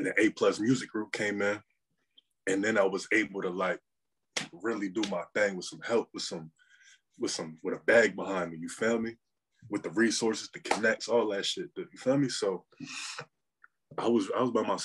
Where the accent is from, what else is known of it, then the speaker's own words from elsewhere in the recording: Trenton, New Jersey, United States; also born or lived in Pennsylvania; I'm from Trenton, New Jersey